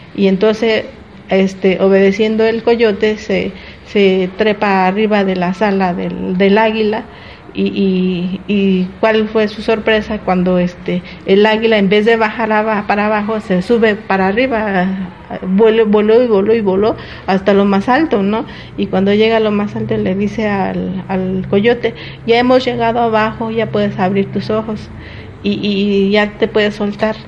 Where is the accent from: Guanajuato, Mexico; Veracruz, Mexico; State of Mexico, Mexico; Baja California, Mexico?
State of Mexico, Mexico; nosotros los eh, indígenas mazaguas y otomíes que estamos aquí en el Estado de México